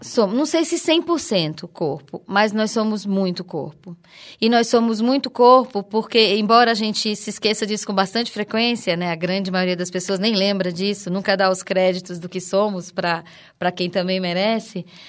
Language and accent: Portuguese; Recife, Pernambuco, Brazil; also born or lived in Campina Grande, Paraíba; na verdade eu sou paraibana, mas eu me criei em Pernambuco, eu só nasci na, em Campina Grande, me criei em Recife